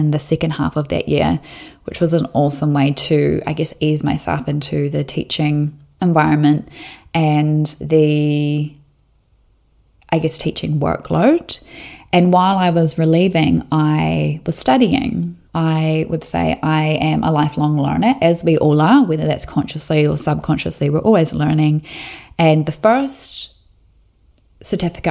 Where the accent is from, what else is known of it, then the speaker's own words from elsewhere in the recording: Southland, New Zealand; I was born and raised in Southland, New Zealand, and I grew up on a sheep and beef farm about 20 minutes north of Invercargill